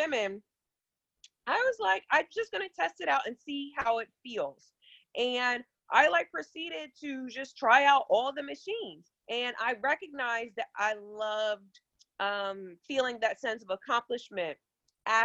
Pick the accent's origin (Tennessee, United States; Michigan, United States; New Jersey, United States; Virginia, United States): Virginia, United States; Virginia Beach; I am from Virginia Beach, Virginia